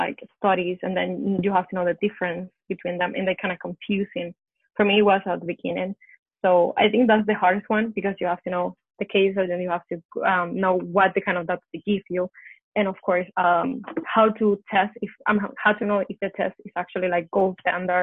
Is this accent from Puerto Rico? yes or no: yes; Puerto Rico; I'm from Puerto Rico